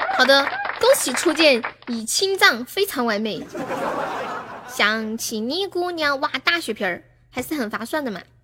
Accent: Sichuan, China; accent: Sichuanese; also born or lived in Shenzhen; 我是四川的

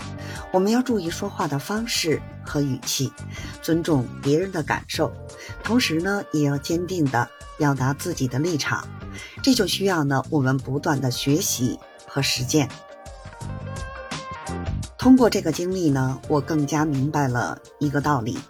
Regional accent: Beijing, China; 我是北京的…，感谢您的关注和支持

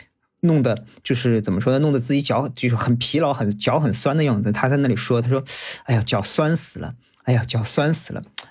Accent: Shanghai, China; accent: Shanghainese; 我们上海话

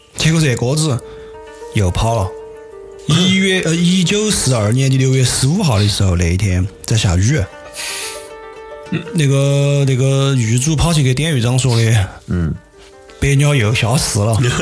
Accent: Sichuan, China; accent: Sichuanese; 我们四川话

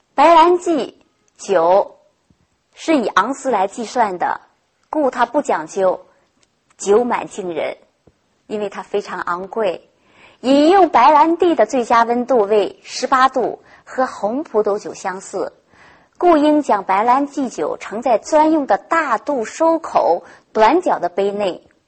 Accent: China; 在我国国内

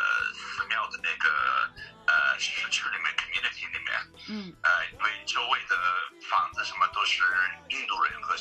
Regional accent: Texas, United States; Chinese is a second language; moved away as an adult; also born or lived in Beijing, China; 我那个时候就住在一个印度教的寺庙，在德克萨斯州，在我的老靠近我的老家。

